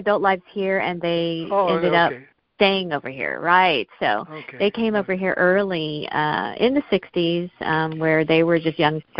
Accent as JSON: {"language": "English", "town": "Smyrna", "region": "Georgia", "country": "United States", "tie": "born or raised there", "moved": "yes", "said": "I was born and raised in Smyrna, Georgia, so I have fond memories, very joyful memories of long summer days as a child, you know, just playing in the backyard for hours on end"}